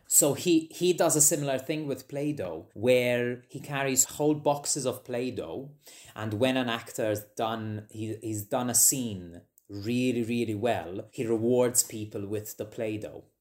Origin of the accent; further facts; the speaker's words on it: Malta; moved away as an adult; now in Edinburgh, United Kingdom; I grew up, I lived in Malta, so I lived in Malta